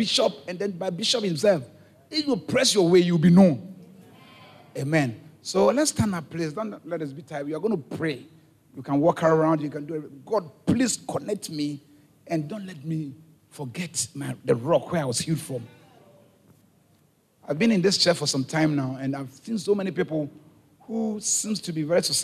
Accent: Ghana; now in Haiti; I'm from Ghana

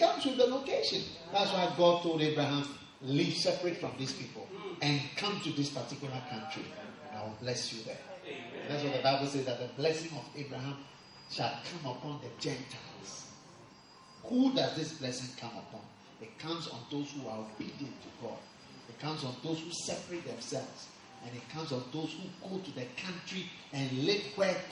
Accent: Ghana; accent: Ghanaian; my Ghanaian accent

